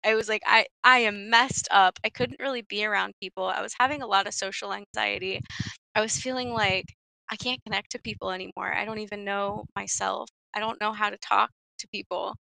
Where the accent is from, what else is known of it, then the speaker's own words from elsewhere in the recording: Stockton, California, United States; I grew up in Stockton